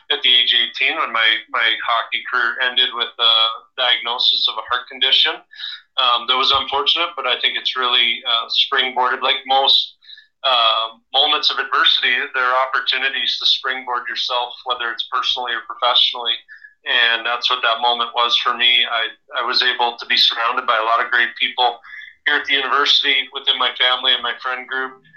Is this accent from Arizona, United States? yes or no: no; Alaska, United States; growing up in, in Alaska, being one of three boys, I was in the middle.